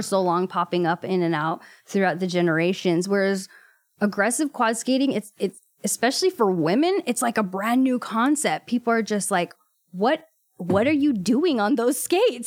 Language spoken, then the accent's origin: English; Watsonville, California, United States; also born or lived in Gilroy / Salinas; I grew up in Watsonville, actually, and then my family moved to Gilroy when I was about seventeen